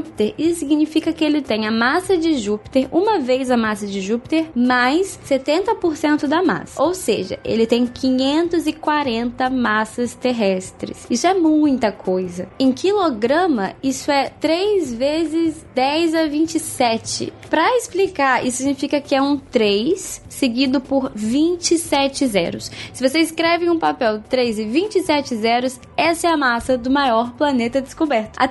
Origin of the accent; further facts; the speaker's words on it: São Paulo, Brazil; eu sou de São Paulo